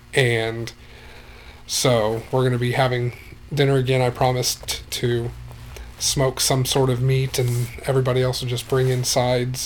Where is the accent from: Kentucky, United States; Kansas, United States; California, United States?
Kansas, United States; Wichita; now in Hastings, United States; I grew up in Wichita, Kansas